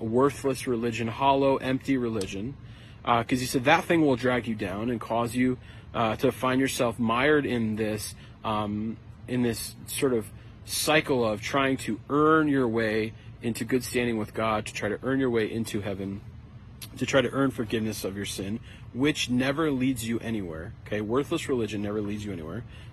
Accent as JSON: {"language": "English", "country": "United States", "said": "as an American"}